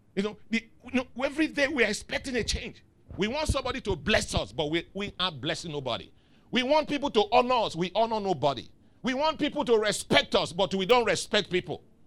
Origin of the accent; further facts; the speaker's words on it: the East, South East, Nigeria; now in Lagos, Nigeria; I came from the East